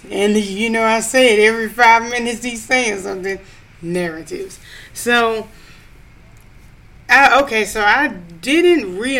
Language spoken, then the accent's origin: English; Louisiana, United States; moved away; I'm originally from Louisiana